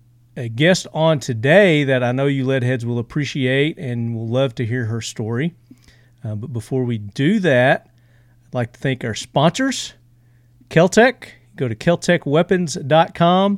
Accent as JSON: {"language": "English", "region": "Tennessee", "country": "United States", "accent": "Southern", "said": "I'm from Tennessee. In case you couldn't tell by my accent."}